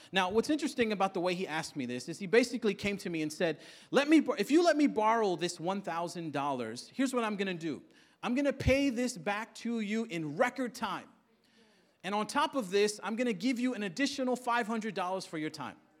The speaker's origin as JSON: {"language": "English", "town": "New York City", "region": "New York", "country": "United States", "tie": "born or raised there", "said": "come from Queens, born and raised in Queens"}